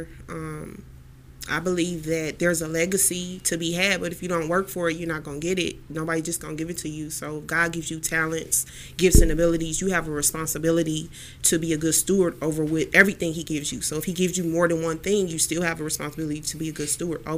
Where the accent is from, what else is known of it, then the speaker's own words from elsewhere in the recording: Houston, Texas, United States; now in Cleveland, United States; I'm here in Cleveland, Ohio now. I'm from Houston, Texas